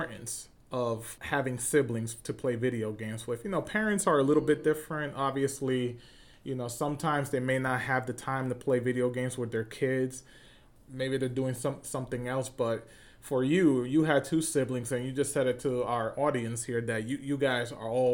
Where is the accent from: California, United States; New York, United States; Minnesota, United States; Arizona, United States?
New York, United States; I'm from New York